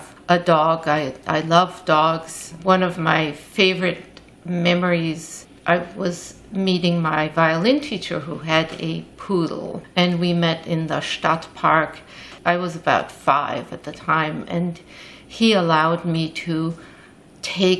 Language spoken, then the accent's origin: English; Vienna, Austria; now in New York City, United States; I grew up in Vienna, Austria